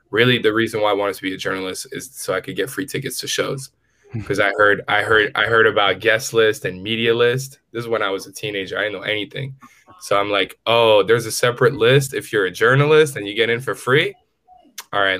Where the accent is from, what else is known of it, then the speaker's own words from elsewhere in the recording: New York City, New York, United States; I grew up in the Bronx.